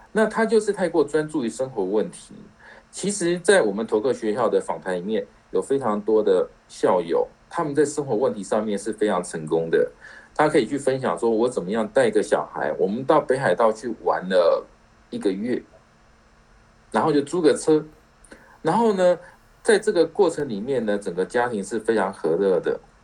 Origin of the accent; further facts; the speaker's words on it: Taiwan; 我们台湾人